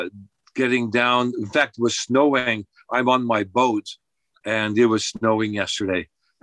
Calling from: Fukuoka, Japan; I'm speaking from Fukuoka, and you're in Texas.

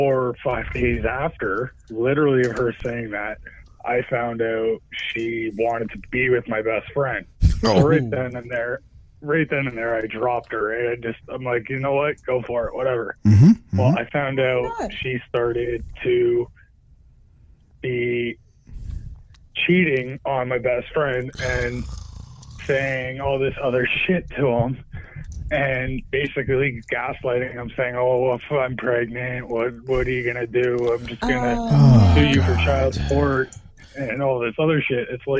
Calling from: Toronto, Ontario, Canada

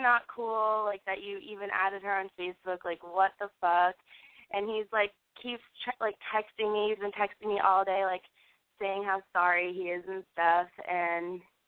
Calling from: Portland, Maine, United States; I'm 21, and I'm calling from Portland, Maine.

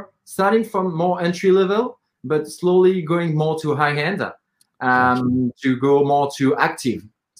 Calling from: Paris, Île-de-France, France; Yeah, I'm calling in from Paris.

